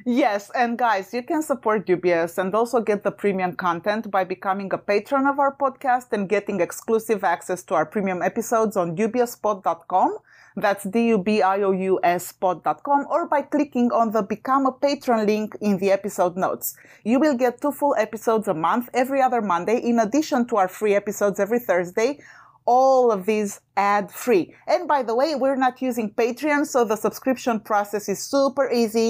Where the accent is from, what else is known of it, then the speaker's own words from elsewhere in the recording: Romania; moved away; I'm originally from Romania. And as a child, during communist Romania